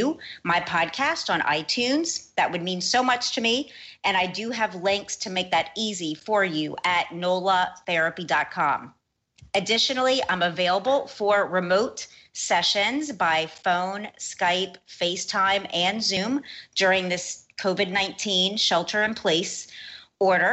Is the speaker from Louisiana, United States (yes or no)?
yes; New Orleans, Louisiana, United States; my hometown of New Orleans